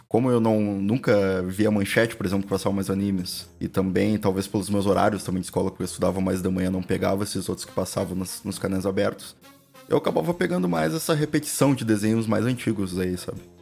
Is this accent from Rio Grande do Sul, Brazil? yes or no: yes; Rio Grande do Sul, Brazil; a gente sendo gaúcho